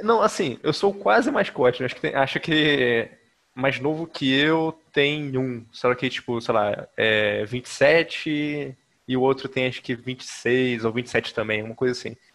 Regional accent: Rio de Janeiro, Brazil; moved away as an adult; now in Manaus, Brazil; eu sou do Rio de Janeiro, mas atualmente eu moro em Manaus, aqui no Amazonas

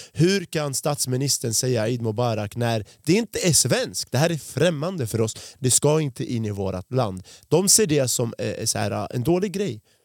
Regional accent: Sweden; jag har bott i Sverige sedan jag var fem år gammal

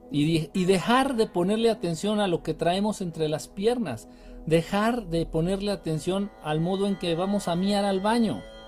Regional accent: Mexico; De México

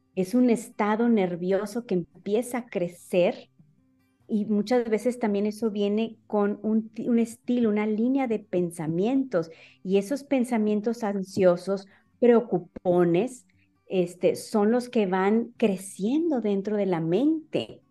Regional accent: Monterrey, Nuevo León, Mexico; soy de, de Monterrey

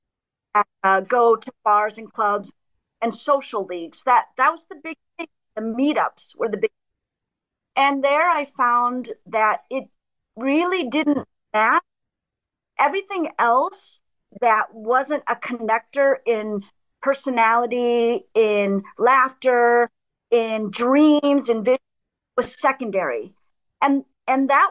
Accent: middle America, Midwest, United States; moved away as an adult; also born or lived in Chicago; now in Germany; I grew up in middle America in the 70s and 80s in farmland

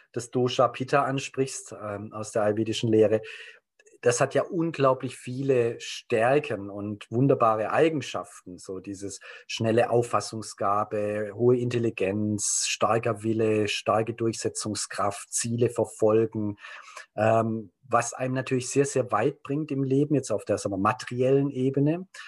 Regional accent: Germany; ich komme aus Deutschland, bin auch sehr stark geprägt durch den Krieg, so als Kriegsenkelkind

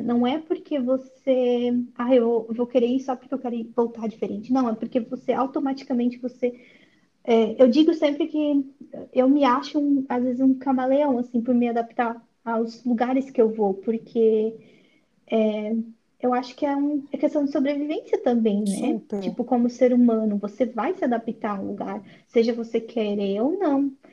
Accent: Florianópolis, Santa Catarina, Brazil; moved away as an adult; also born or lived in Seattle area, United States / California, United States; now in Belgium; eu nasci em Florianópolis, né, em Santa Catarina, mas atualmente eu moro na Bélgica como au pair.

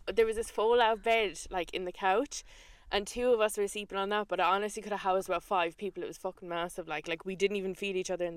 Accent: Ireland; as Irish women

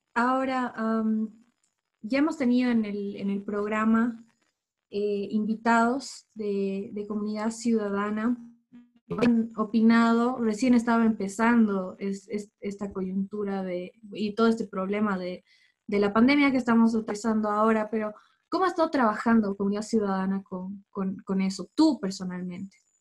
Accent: Bolivia; De todos como bolivianos.

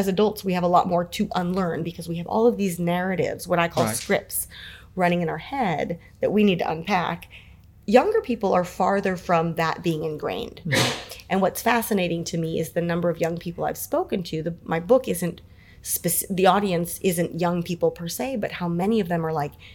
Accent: San Francisco, California, United States; I was born and raised in San Francisco

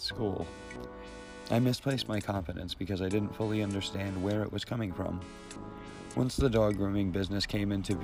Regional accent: Connecticut, United States

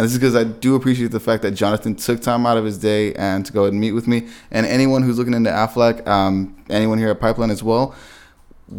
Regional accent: San Diego, California, United States; I'm here from San Diego

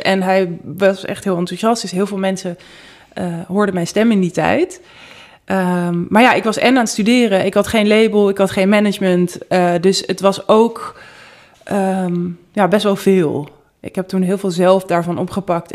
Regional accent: Amsterdam, North Holland, Netherlands; Ik kom uit Amsterdam. Ik ben in het centrum opgegroeid.

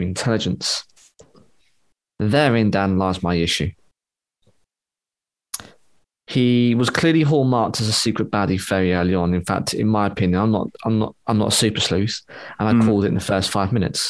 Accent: United Kingdom; I'm just British

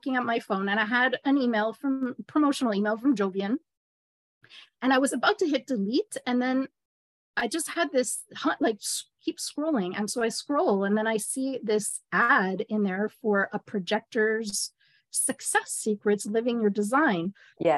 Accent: Montreal, Quebec, Canada; I am actually from Ra's hometown, Montreal, Canada

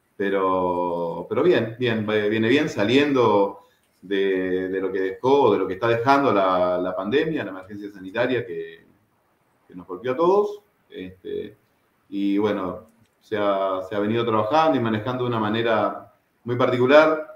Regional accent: Merlo, Buenos Aires Province, Argentina; now in Uruguay; Argentino, de familia uruguaya, mis padres este, uruguayos, eh, emigrantes, salieron de Uruguay este, en los años 70 y con mis hermanos y yo nací allá en Buenos Aires, en el conurbano bonaerense, el partido de Merlo.

